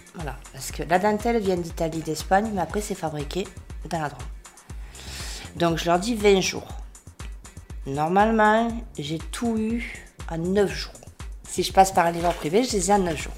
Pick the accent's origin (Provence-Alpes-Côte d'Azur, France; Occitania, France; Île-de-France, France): Occitania, France; Béziers; moved away as an adult; also born or lived in Gard / Provence / Marseille; je suis bitéroise d'origine. Ouais. Déjà, j'ai grandi à Béziers